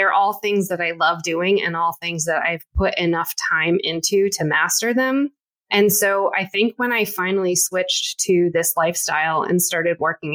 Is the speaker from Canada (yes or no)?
no; United States; I am American, but again, first generation American